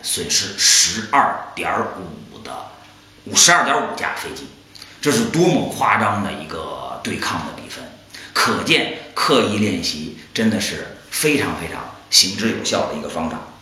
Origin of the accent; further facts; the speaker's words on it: China; 我们中国人